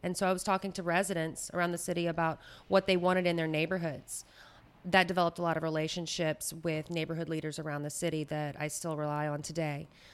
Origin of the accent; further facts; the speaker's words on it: Baton Rouge, Louisiana, United States; moved away as an adult; now in New Orleans, United States; I am not a native New Orleanian. I'm actually from Baton Rouge